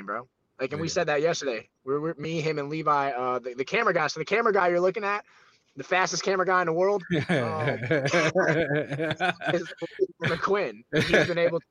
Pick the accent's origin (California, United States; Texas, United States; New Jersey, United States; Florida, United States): Florida, United States; I'm from Florida